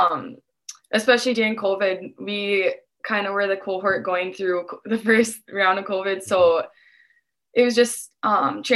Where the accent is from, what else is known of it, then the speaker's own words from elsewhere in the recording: Dilworth, Minnesota, United States; I'm from Dilworth, so it's about 5 minutes away